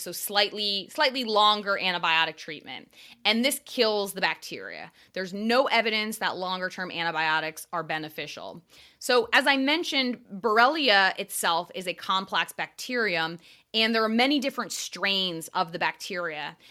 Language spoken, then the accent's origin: English; Eastern Connecticut, United States; moved away as an adult; also born or lived in Long Island, New York / New York City / Westchester, New York; I grew up in Eastern Connecticut